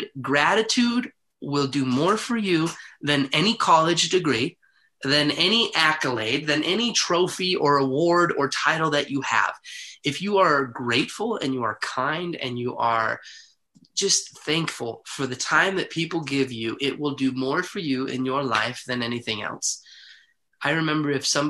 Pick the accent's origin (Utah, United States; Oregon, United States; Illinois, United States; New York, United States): Utah, United States; Heber City; I grew up in Heber City, Utah